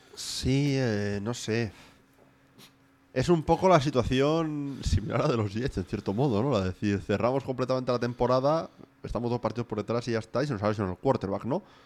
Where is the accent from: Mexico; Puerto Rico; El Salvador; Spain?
Spain; Asturias; born or raised there; moved away